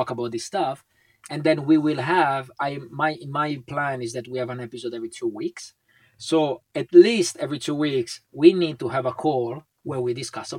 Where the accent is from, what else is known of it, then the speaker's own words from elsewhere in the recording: Italy; English is a second language; now in Finland; we are both from Italy